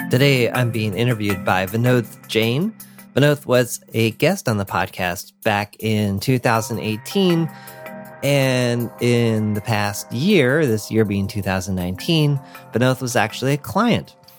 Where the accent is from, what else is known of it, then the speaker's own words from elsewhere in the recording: Orange County, Southern California, United States; I was born and raised in Southern California